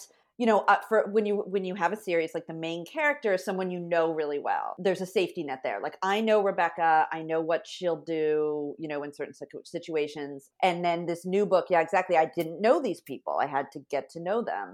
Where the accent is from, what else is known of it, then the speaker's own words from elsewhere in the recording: Fresno, California, United States; moved away; also born or lived in New York City; where I grew up in Fresno, California, there were no Hasidic Jews.